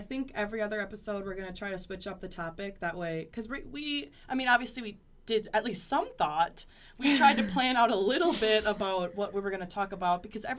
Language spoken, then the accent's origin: English; Appleton, Wisconsin, United States; I'm from Appleton, Wisconsin, which is 30 minutes south.